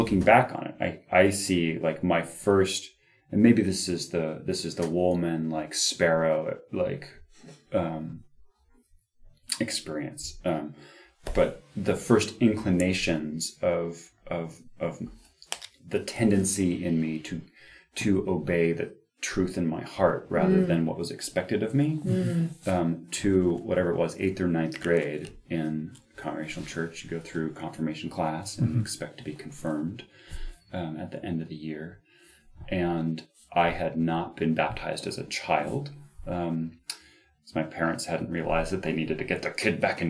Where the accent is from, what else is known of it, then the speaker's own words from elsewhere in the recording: Cape Cod, Massachusetts, United States; also born or lived in Washington, D.C.; So I already felt very attached and grounded to place mm-hmm. on Cape Cod in my hometown